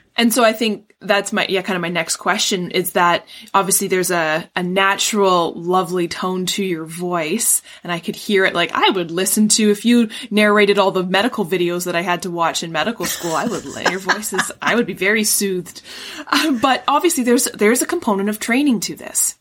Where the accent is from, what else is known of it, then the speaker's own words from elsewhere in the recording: Vancouver, British Columbia, Canada; now in Ontario, Canada; When I was growing up, I grew up in Vancouver